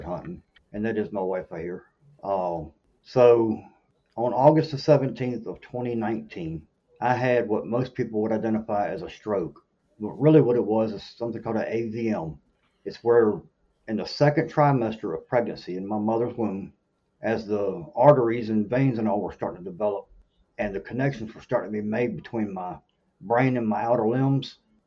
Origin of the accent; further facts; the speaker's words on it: Norfolk, Virginia, United States; moved away as an adult; now in South Carolina, United States; I grew up in Norfolk, Virginia, where there's obviously nowhere to hunt